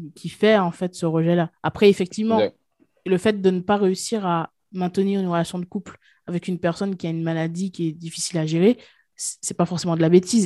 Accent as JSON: {"language": "French", "country": "Guadeloupe", "said": "je viens de la Guadeloupe"}